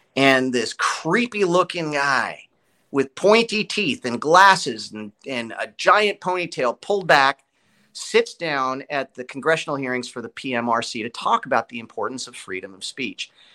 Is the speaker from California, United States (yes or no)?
yes; Los Angeles, California, United States; moved away as an adult; also born or lived in Burbank, California; now in Nashville, United States; I was born in Burbank. I was a Studio City kid